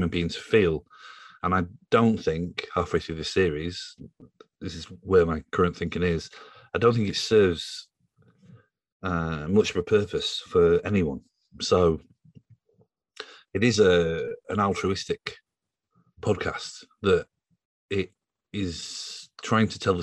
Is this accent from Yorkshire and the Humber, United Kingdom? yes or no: yes; Yorkshire and the Humber, United Kingdom; now in London, United Kingdom; I am a journalist from Yorkshire, based in London